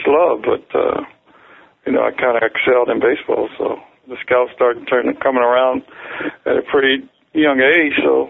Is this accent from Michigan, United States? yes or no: no; Maryland, United States; I'm from Maryland